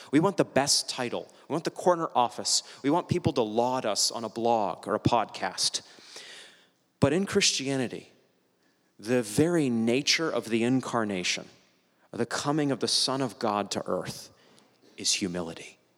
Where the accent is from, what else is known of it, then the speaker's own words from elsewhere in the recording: New England, United States; moved away; I'm from New England